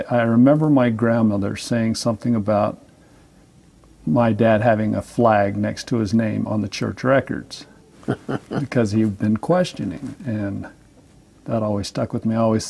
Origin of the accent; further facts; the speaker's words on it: Salt Lake City, Utah, United States; now in Fairview, United States; I was born and raised in Salt Lake City on the avenues.